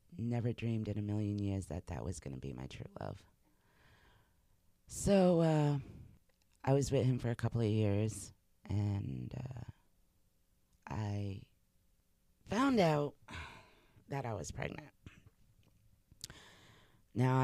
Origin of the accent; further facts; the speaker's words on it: Massachusetts, United States; moved away as an adult; also born or lived in New Hampshire; I had grown up in Massachusetts